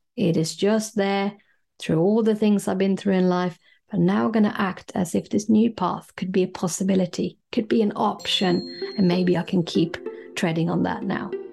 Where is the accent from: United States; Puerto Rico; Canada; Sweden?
Sweden; moved away as an adult; now in London, United Kingdom; I grew up in Scandinavia, in Sweden